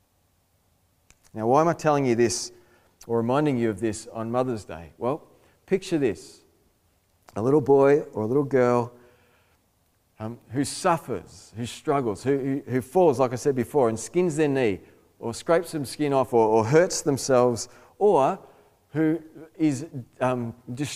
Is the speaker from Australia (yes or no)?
yes; Australia; I'm an Aussie male